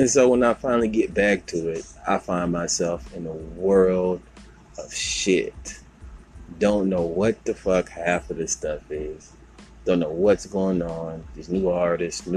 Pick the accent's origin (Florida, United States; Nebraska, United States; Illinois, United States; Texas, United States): Texas, United States; Houston; moved away; my hometown in H-Town